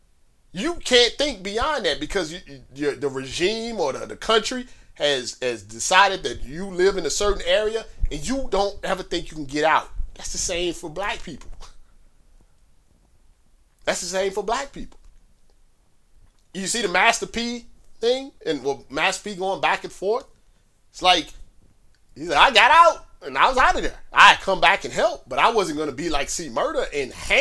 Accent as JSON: {"language": "English", "town": "St. Louis", "region": "Missouri", "country": "United States", "tie": "born or raised there", "said": "I grew up in St. Louis, in a rough part of St. Louis"}